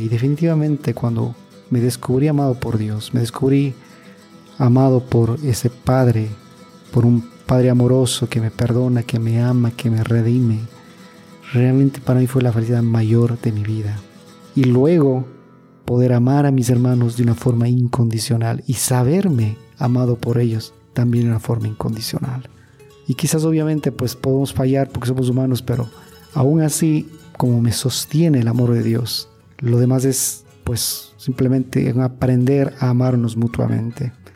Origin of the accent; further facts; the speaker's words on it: Ecuador; now in Monterrey, Mexico; yo soy de Ecuador